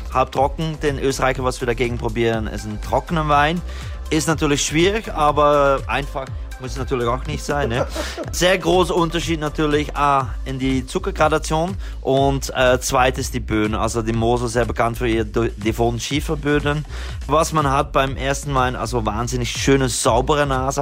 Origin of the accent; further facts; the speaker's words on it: Belgium; German is a second language; ich bin Belgier